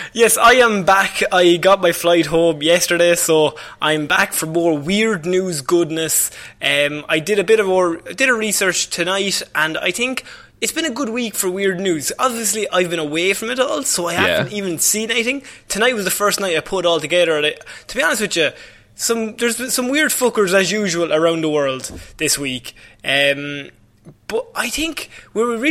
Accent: Ireland; as an Irish person

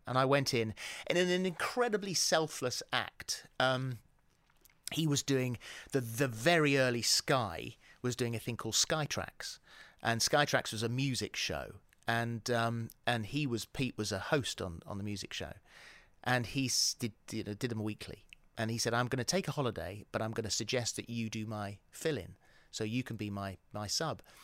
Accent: England, United Kingdom; accent: English; moved away as an adult; also born or lived in New Zealand; I was too English

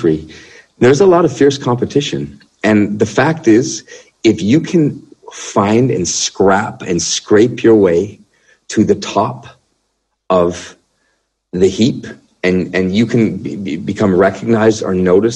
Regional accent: Canada; as a Canadian musician, entertainer.

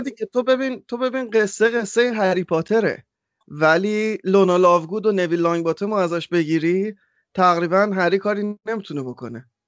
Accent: Iran; moved away; ما آخر ایرانیم

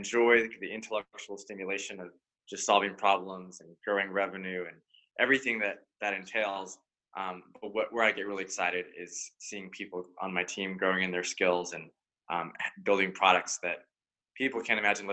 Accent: Silicon Valley, California, United States; born and raised in Silicon Valley

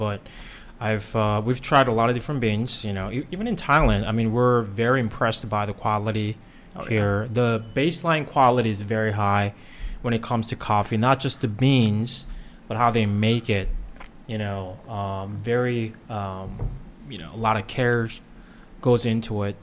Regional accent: South Korea; now in United States; I was born and raised in Korea

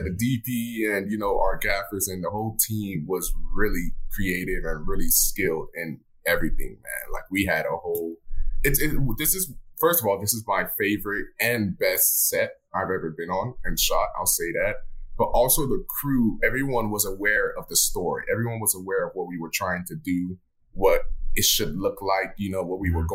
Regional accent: Miami, Florida, United States; I'm from Miami, Florida

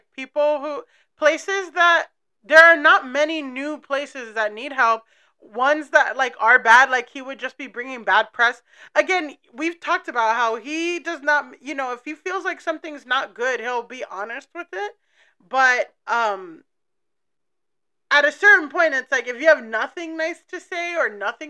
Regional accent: San Francisco Bay Area, California, United States; I was born in the Bay to immigrant parents, raised in the Bay with hella. Hella's a Bay Area slang.

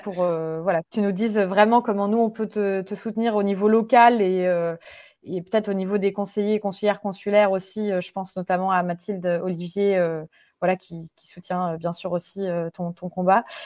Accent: France; moved away; en tant que Français et Françaises de l'étranger

